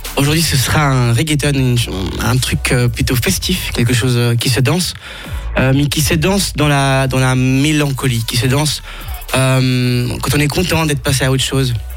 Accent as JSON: {"language": "French", "region": "Geneva", "country": "Switzerland", "tie": "born or raised there", "also_born_or_lived": "Ecuador", "said": "j'ai grandi à Genève"}